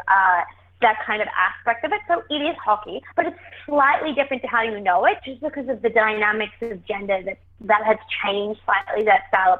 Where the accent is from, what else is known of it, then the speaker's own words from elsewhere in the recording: Australia; moved away; I am Australian